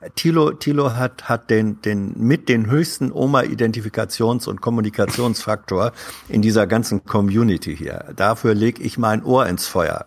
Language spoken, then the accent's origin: German; Northern Germany, Germany; Ich als Norddeutscher